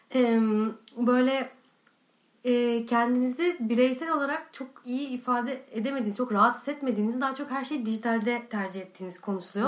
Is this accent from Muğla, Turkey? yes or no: no; Istanbul, Turkey; Ben şimdi doğma büyüme İstanbul'dayım.